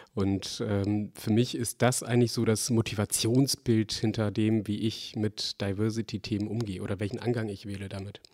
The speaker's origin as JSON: {"language": "German", "region": "Bremen", "country": "Germany", "tie": "born or raised there", "said": "ich komme ja aus Bremen"}